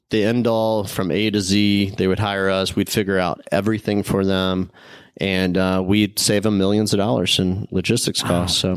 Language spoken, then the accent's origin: English; Midwest, United States; I mean, he hired me because I was from the Midwest.